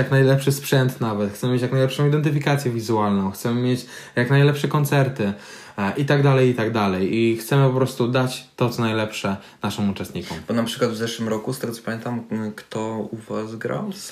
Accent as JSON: {"language": "Polish", "area": "Tricity", "region": "Pomeranian Voivodeship", "country": "Poland"}